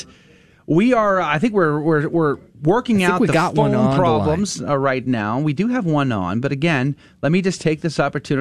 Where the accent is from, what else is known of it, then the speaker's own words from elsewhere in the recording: San Antonio, Texas, United States; I'm from there